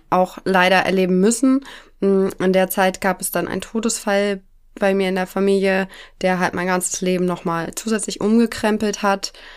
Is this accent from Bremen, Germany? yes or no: no; near Elmshorn, Schleswig-Holstein, Germany; ich komme aus der Nähe von Emshorn. Das ist in Schleswig-Holstein, bei Kiel